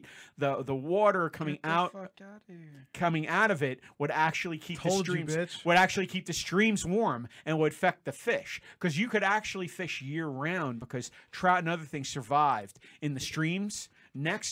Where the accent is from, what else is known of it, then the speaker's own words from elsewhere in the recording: New Jersey, United States; I grew up in New Jersey